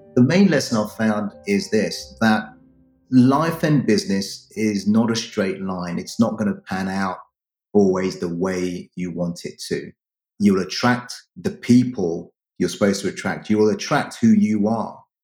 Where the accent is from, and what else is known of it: United Kingdom; born or raised there; also born or lived in Ghana